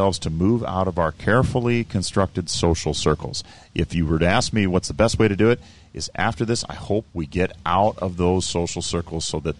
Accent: Sioux Falls, South Dakota, United States; where I'm from Sioux Falls

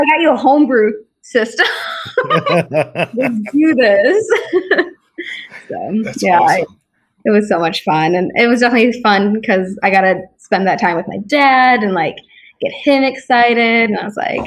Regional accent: Naperville, Illinois, United States; moved away; There was a local brewery, Workforce, where I was from. I'm from Naperville

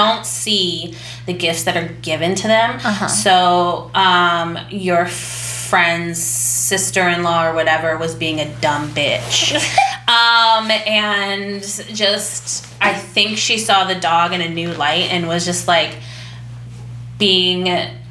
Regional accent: Indiana, United States; I'm from Indiana

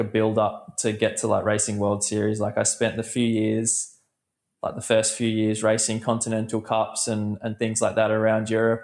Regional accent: Australia; growing up as an Australian

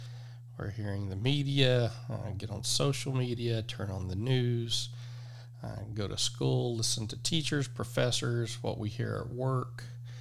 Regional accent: Oklahoma, United States; I'm from Oklahoma. I was raised by a woman that's from Texas, so that explains the accent. I am not from Texas. I never lived there.

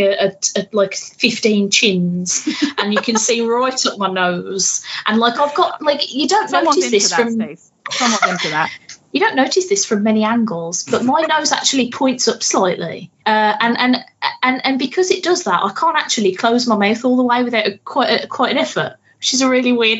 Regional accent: United Kingdom; I'm very British

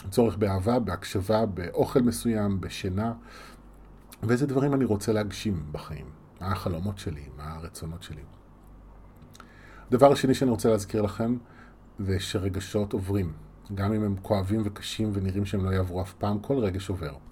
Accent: Yavne, Central District, Israel; also born or lived in Rishon LeZion; now in Tel Aviv, Israel; נולדתי בראשון וגדלתי ביבנה רוב חיי, עד שעזבתי לתל אביב

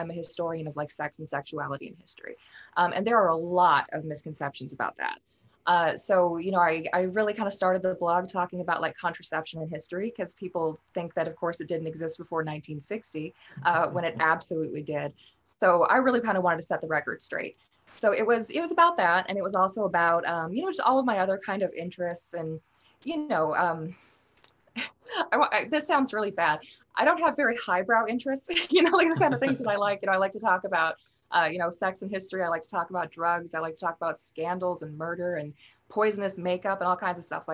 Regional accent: Minnesota, United States; moved away; also born or lived in Wales; I grew up in Minnesota

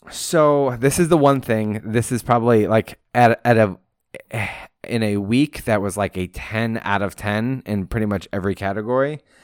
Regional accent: Pacific Coast, West Coast, United States; moved away; what I grew up with on the Pacific Coast

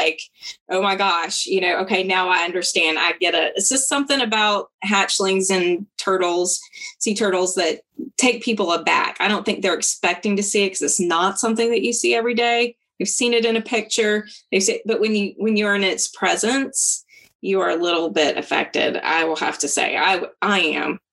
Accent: Bluffton, South Carolina, United States; I grew up in the area, and to be honest, growing up in Bluffton

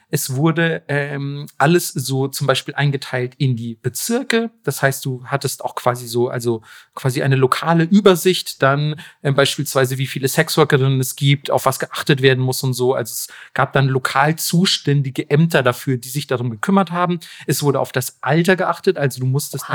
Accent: Germany; nicht als Deutscher

